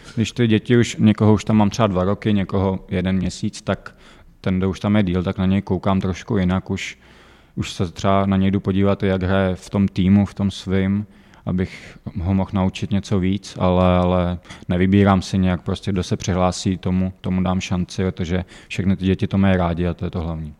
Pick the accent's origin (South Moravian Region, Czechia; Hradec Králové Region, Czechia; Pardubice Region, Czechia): Pardubice Region, Czechia; Pardubice; bylím tady od mala